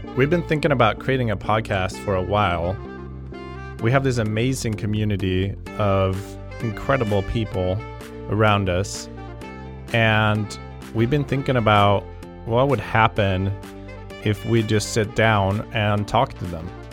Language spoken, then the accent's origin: English; just outside Stockholm, Stockholm County, Sweden; moved away; I'm originally from Sweden, uh, just outside Stockholm. I grew up playing all kinds of sports